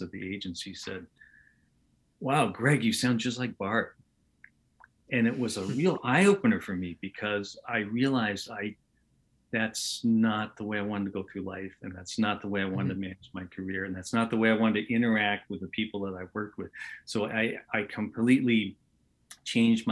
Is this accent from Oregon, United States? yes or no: yes; Portland, Oregon, United States; moved away as an adult; also born or lived in Los Angeles; my entire life growing up in Portland, Oregon